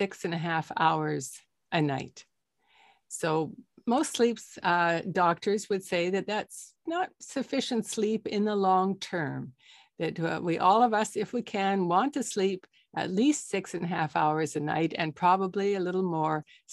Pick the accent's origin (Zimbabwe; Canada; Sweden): Canada; also born or lived in Toronto, Canada; I'm a Canadian doctor in Toronto, Canada